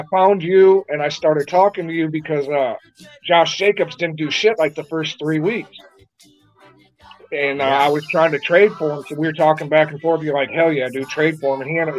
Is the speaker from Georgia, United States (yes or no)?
no; Minnesota, United States; In the wintertime, dude, we get down to like 30 below sometimes. I mean, when I was a kid, we didn't close b